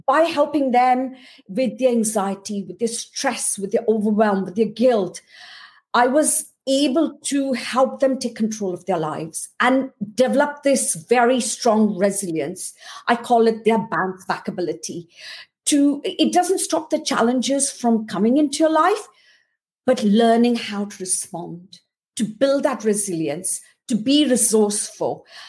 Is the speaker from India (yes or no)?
yes; India; I was born and brought up in India to a quite poor background.